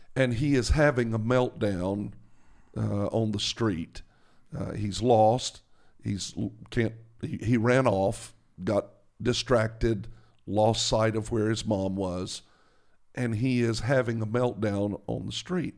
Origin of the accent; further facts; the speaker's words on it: the South, United States; I'm from the South